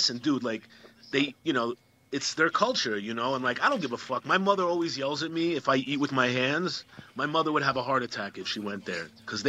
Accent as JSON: {"language": "English", "town": "Queens", "region": "New York", "country": "United States", "said": "First of all, I'm from Queens, as you could tell. I'm from Queens."}